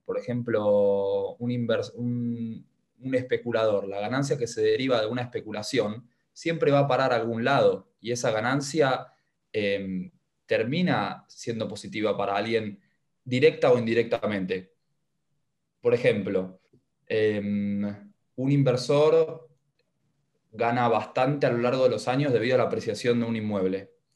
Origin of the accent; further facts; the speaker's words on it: Argentina; habitante argentino